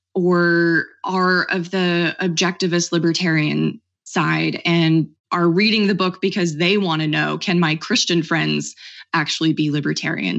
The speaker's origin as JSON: {"language": "English", "region": "Oklahoma", "country": "United States", "tie": "born or raised there", "said": "I grew up in Oklahoma, a very conservative state"}